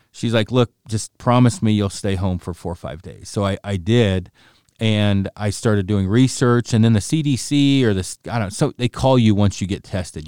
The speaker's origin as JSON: {"language": "English", "region": "Oregon", "country": "United States", "also_born_or_lived": "Silverdale, Washington / Port Townsend, Washington", "moved": "as an adult", "said": "I'm from Oregon originally"}